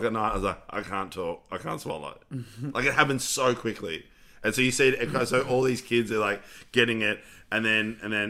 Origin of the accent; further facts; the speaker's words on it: Netherlands; moved away; in Holland, look, we've got the monarchy.